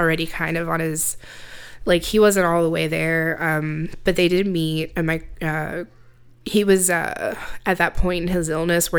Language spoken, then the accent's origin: English; Central Luzon, Philippines; born there; I was born in the Philippines on a military base.